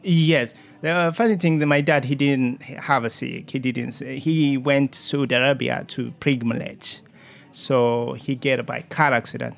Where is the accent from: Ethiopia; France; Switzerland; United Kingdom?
Ethiopia; Jimma, Oromia; English is a second language; also born or lived in Kenya; now in New York City, United States; I came from Ethiopia. Uh, it's very small village called, uh, the estate called Jima